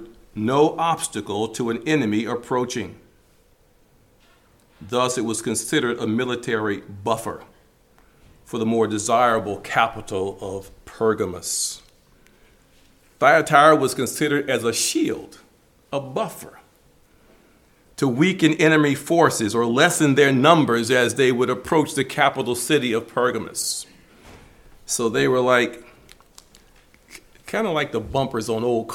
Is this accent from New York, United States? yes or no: no; Michigan, United States; Growing up in Michigan